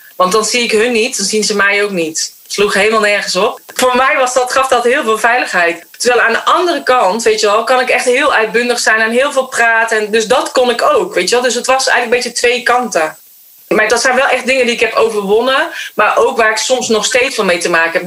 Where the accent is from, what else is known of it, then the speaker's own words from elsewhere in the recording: North Brabant, Netherlands; Maar ik ben opgegroeid in Brabant